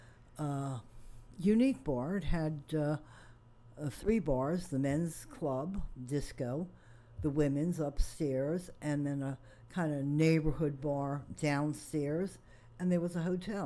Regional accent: East Rutherford, New Jersey, United States; also born or lived in California / New York City / Ocean Grove, New Jersey; now in Asbury Park, United States; I actually was raised in New Jersey, East Rutherford. Went to Monmouth University and then decided to go to California. So technically, I came from California back to New York City

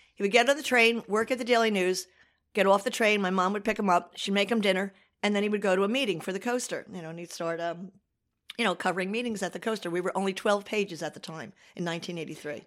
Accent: Asbury Park, New Jersey, United States; also born or lived in Freehold; I grew up in Asbury Park

